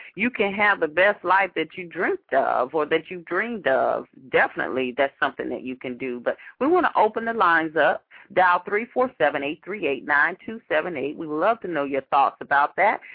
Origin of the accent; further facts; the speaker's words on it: Atlanta, Georgia, United States; that's my hometown there.